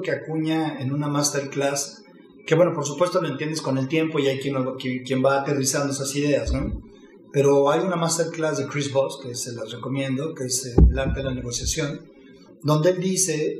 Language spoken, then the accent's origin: Spanish; Mexico City, Mexico; nací en la Ciudad de México en 1976, en un hogar de cinco hermanos